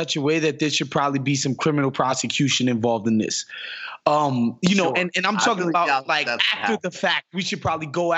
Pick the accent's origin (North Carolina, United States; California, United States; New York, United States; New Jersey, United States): New York, United States; I'm from New York